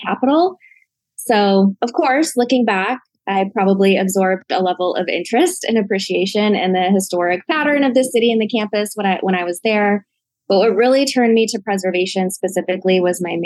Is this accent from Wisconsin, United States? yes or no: yes; Milwaukee, Wisconsin, United States; accent: Midwest; I was very fortunate to grow up in Milwaukee, Wisconsin